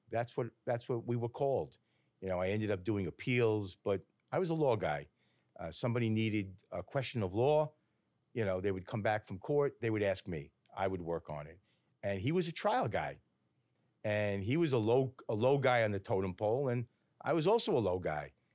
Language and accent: English; Woodmere, New York, United States; also born or lived in Great Neck; Grew up in Woodmere.